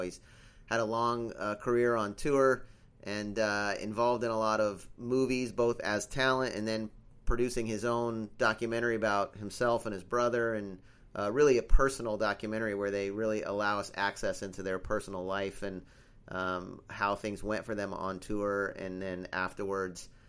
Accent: United States; also born or lived in California / San Sebastian, Spain; I'm from America

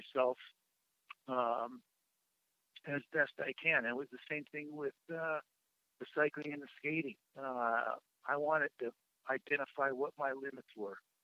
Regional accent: Madison, Wisconsin, United States; growing up in Madison

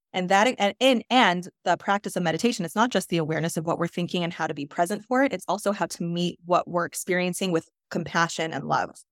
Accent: New York, United States; I grew up in New York

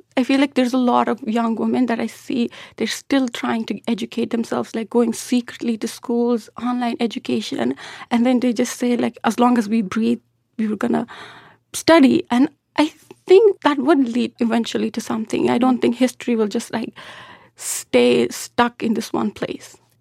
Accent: southern Afghanistan, Afghanistan; English is a second language; moved away

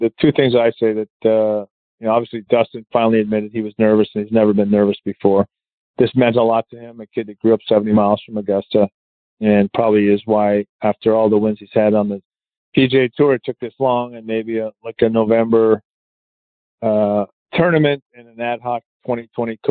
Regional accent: Canada; I'm Canadian.

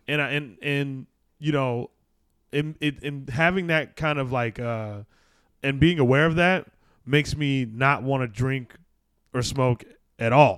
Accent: Arizona, United States; I grew up in Arizona

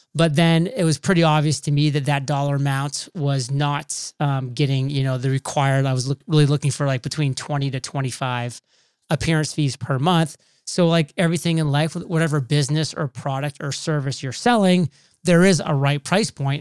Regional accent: Maine, United States; moved away as an adult; also born or lived in Rhode Island; I'm a boy from Maine, very small town, so I grew up kind of in that nice little homegrown environment

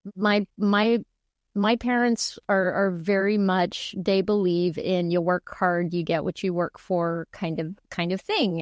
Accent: El Paso, Texas, United States; moved away; also born or lived in New York; I grew up in El Paso, Texas

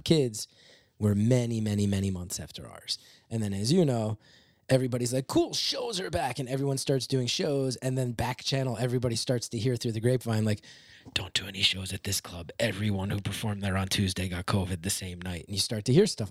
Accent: West Orange, New Jersey, United States; now in New York, United States; I grew up in West Orange

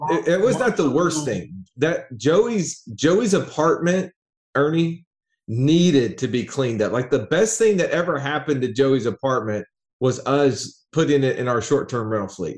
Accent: Alabama, United States; an Alabama redneck

